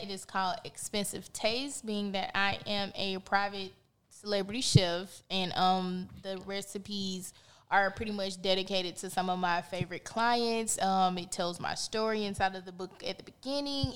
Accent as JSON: {"language": "English", "town": "Montgomery", "region": "Alabama", "country": "United States", "tie": "born or raised there", "said": "I'm from Montgomery, Alabama."}